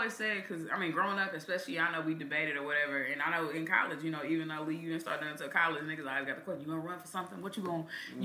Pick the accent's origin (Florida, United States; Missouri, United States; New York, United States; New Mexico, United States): Missouri, United States; Kansas City; growing up in Kansas City